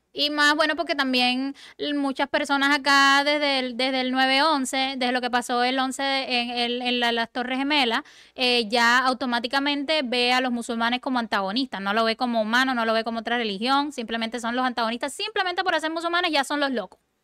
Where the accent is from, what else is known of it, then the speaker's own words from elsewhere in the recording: Cuba; moved away; A mí a veces me dicen, tú no pareces cubana